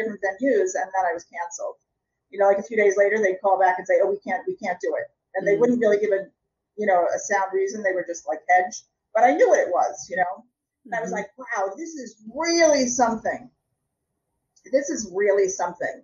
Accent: United States; I'm an American

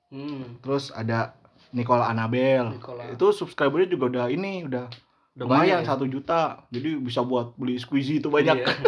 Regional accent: Java, Indonesia; saya sebagai orang Jawa yang sudah tua ini

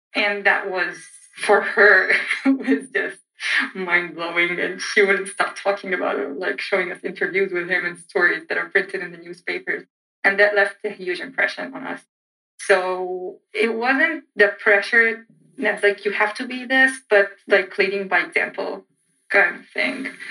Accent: Egypt; English is a second language; moved away as an adult; now in United States; I'm from Egypt

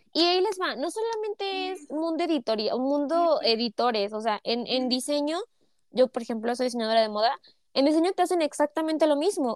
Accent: Mexico; para mí como mexicana

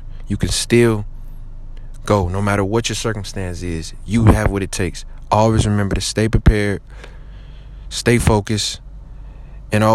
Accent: Detroit, Michigan, United States; I'm from Detroit, Michigan

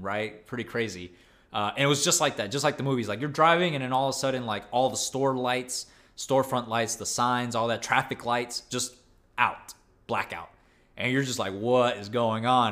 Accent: Texas, United States; as a Texan

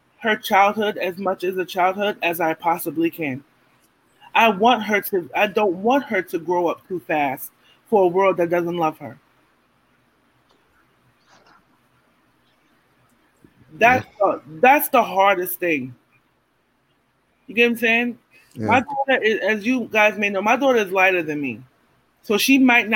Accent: New York City, New York, United States; I'm from Brownsville

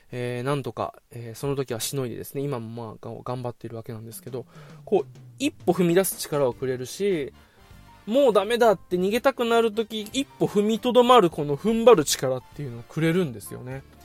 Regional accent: Okinawa, Japan; 地元沖縄

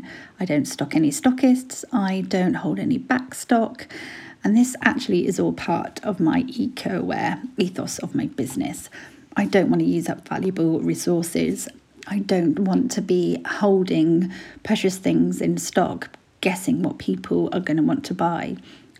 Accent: Brighton, South East England, United Kingdom; I'm 36 from Brighton.

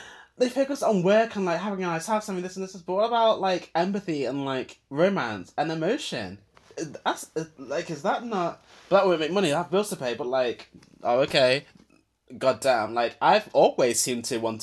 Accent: United Kingdom; I grew up in Britain

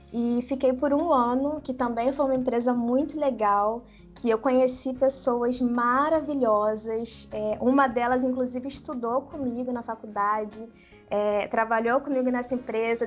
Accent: Brazil; moved away as an adult; now in Germany; Eu sou brasileira, eu não nasci lá

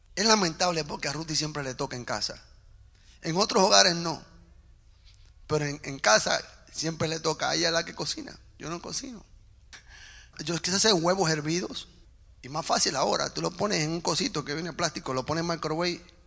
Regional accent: Puerto Rico; yo hablo en términos puertorriqueños, porque soy puertorriqueño

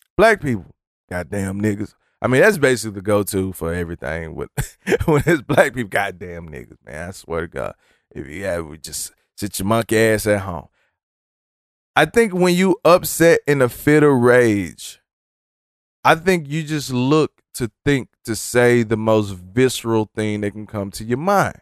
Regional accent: Dallas, Texas, United States; now in Wichita, United States; I'm from Dallas, Texas.

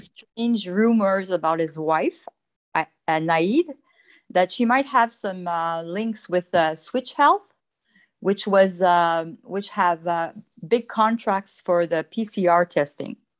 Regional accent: Quebec, Canada; I'm from Quebec

